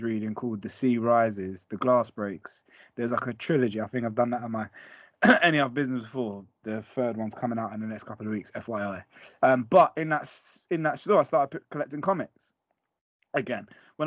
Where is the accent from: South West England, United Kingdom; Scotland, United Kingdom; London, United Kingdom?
London, United Kingdom; I'm from West London, shout out West London. And basically around that part of West London, when I was growing up, there always used to be record shops